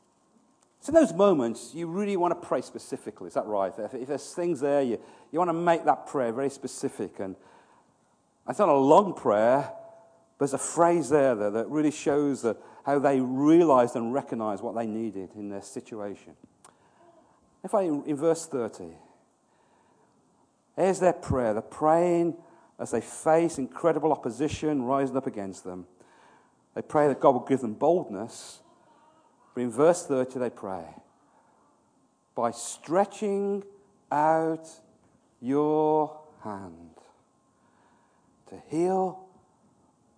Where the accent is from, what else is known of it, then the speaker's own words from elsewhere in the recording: Birmingham, West Midlands, United Kingdom; moved away; I'm from Birmingham